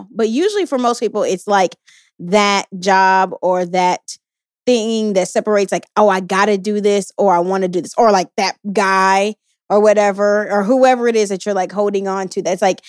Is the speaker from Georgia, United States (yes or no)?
no; Houston, Texas, United States; You know, I'm from Houston, Texas, and you know, we like our sugar, our honeys, our honey buns, all of that.